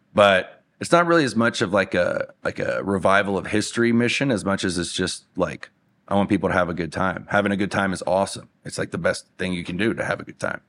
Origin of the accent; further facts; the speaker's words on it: Louisiana, United States; moved away as an adult; now in Denver, United States; Louisiana's home